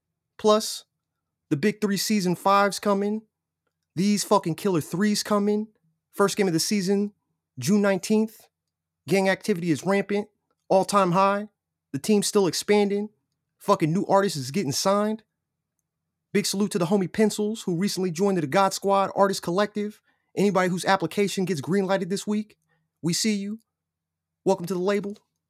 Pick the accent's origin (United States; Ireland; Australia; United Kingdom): United Kingdom; I still haven't got mine. I'm legit British, bro.